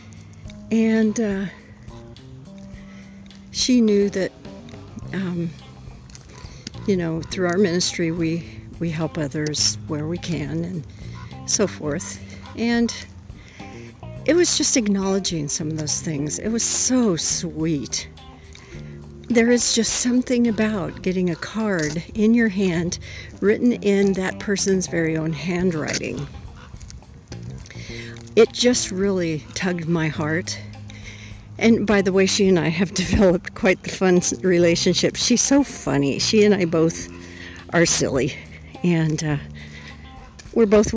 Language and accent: English; Whittier, California, United States; moved away; I grew up in Whittier.